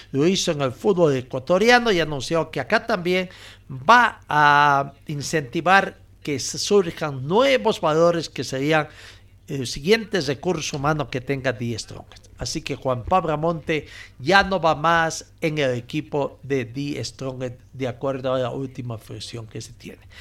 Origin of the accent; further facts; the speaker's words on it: Bolivia; also born or lived in Chile; Casualidades de la vida, soy de Bolivia y me tocó jugar varios años en Chile.